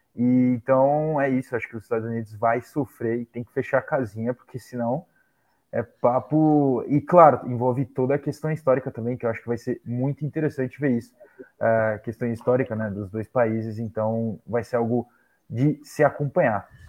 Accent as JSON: {"language": "Portuguese", "country": "Brazil", "said": "Como brasileiro"}